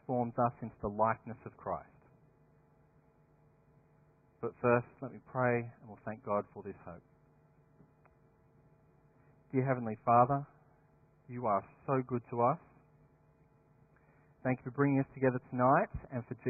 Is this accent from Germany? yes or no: no; Dapto, New South Wales, Australia; Back in my hometown, there are two very different schools. There's Dapto, sunny Dapto High